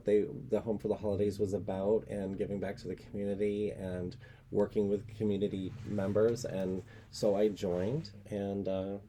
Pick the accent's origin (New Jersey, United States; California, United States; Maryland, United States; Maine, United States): Maine, United States; South Berwick; now in Berwick, United States; what can I give back to my hometown that I was raised in, and what can I ha I still wanted a connection with my hometown, even though I live next door in Berwick.